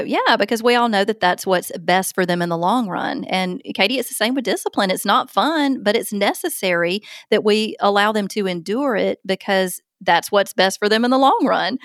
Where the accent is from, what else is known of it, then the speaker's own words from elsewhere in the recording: Opelika, Alabama, United States; my hometown of Opelika, Alabama